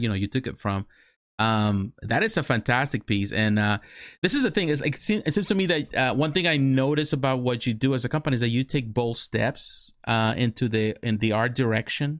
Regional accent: Mexico; now in United States; I grew up in Mexico. I'm from Mexico. I was born in Mexico. I live in the United States.

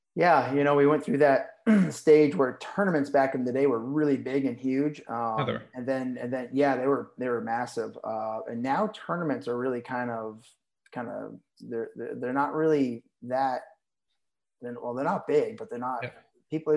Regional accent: Berlin, New Hampshire, United States; also born or lived in Nashua, New Hampshire; my parents moved north to Berlin, New Hampshire, which is like 60 miles south of the Canadian border.

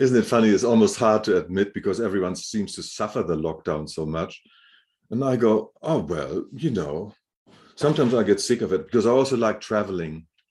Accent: Hamburg, Germany; moved away; I grew up in Germany, in Hamburg

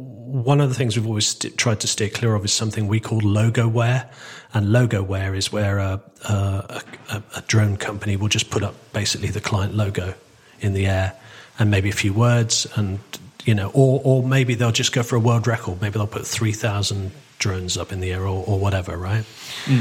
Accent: Torquay, South West England, United Kingdom; moved away as an adult; also born or lived in Manchester; I was adopted by my grandparents on my father's side, and and I grew up in Torquay.

